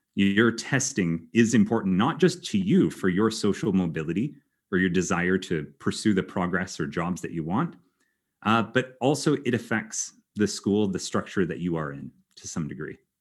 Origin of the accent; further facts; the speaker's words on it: Canada; moved away as an adult; also born or lived in Germany; now in Belgium; I am originally Canadian